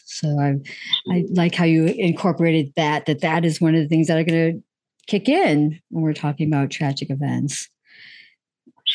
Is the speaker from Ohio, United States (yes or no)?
yes; Ohio, United States; the railroad derailment in my home state of Ohio.